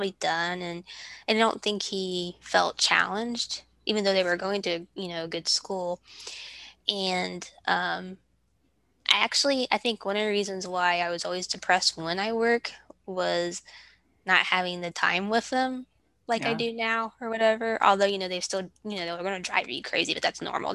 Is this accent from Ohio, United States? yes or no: yes; Ohio, United States; also born or lived in Kentucky; now in Georgia, United States; we're originally from Ohio. We lived in Kentucky for 10 years. And then we moved to Georgia about 2.5 years ago.